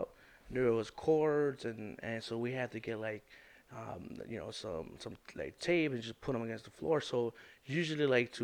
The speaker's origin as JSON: {"language": "English", "town": "Chicago", "region": "Illinois", "country": "United States", "tie": "born or raised there", "said": "I grew up in Brighton Park"}